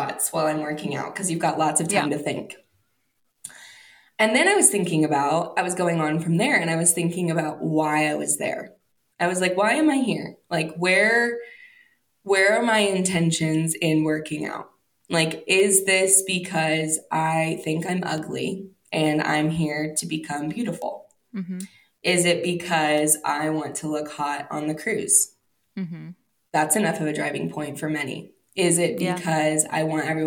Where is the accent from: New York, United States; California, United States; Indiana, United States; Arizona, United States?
Indiana, United States; also born or lived in Wisconsin; now in Colorado, United States; we're both from Indiana and then we were both missionaries in Wisconsin.